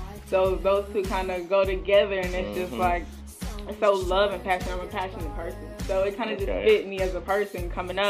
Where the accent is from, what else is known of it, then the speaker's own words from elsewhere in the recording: Atlanta, Georgia, United States; I am born and raised in Atlanta, Georgia